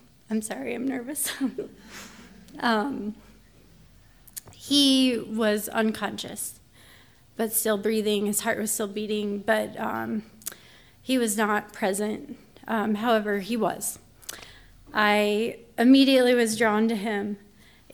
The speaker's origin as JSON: {"language": "English", "town": "Pueblo", "region": "Colorado", "country": "United States", "tie": "born or raised there", "said": "when I grew up, I lived on Brookfield Lane in Pueblo, Colorado"}